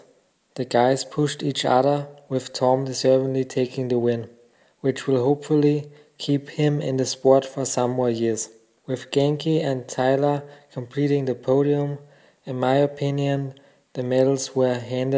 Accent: Austria; I'm from Austria

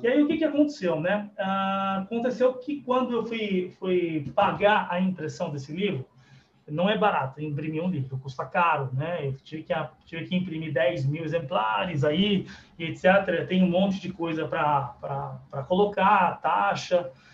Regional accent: Guarulhos, São Paulo, Brazil; eu sou daqui de Guarulhos

